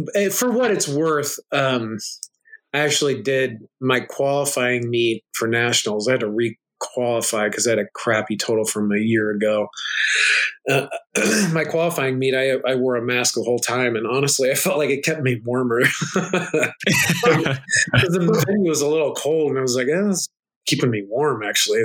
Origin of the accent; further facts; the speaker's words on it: United States; I'm an American guy